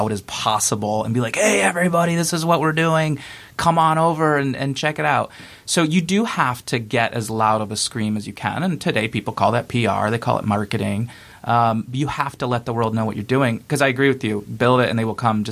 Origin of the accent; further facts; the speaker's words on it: Detroit, Michigan, United States; I grew up in Metro Detroit